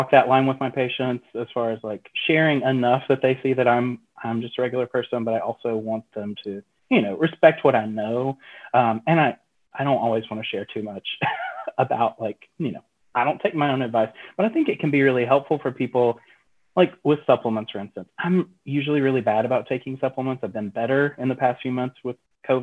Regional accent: Asheville, North Carolina, United States; I grew up in Western North Carolina. So I grew up in the mountains just outside Asheville

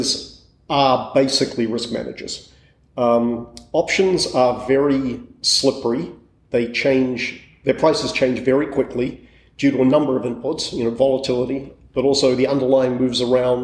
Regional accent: New Zealand; moved away as an adult; also born or lived in England; I grew up in New Zealand

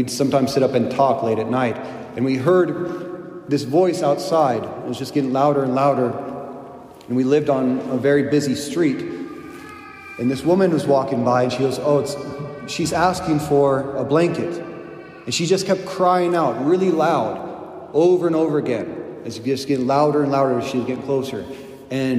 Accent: United States; I'm an American

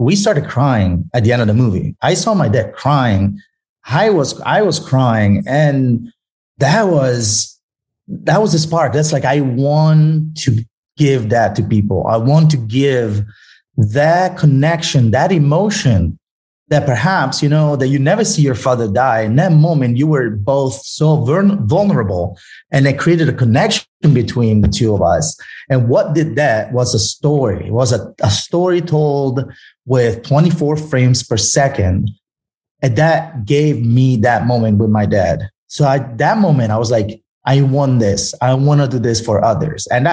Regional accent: Italy; English is a second language; moved away; I grew up in Italy

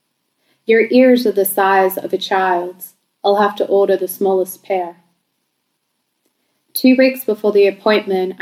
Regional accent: Bankstown, New South Wales, Australia; I grew up in Bankstown and I went to school in Sefton and Lidcombe

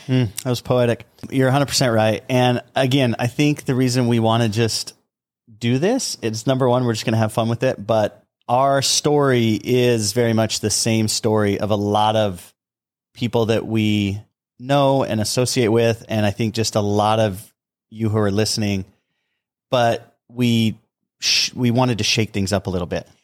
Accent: southern Utah, United States; We grew up on uh, both ends of the state, the southern end of Utah

